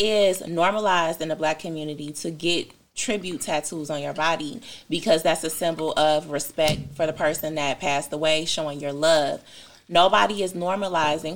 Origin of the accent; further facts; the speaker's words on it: Detroit, Michigan, United States; I'm from Detroit